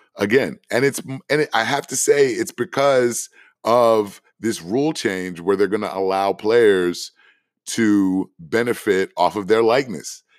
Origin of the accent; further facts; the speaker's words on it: Washington, District of Columbia, United States; Howard University in Washington, D C, my hometown.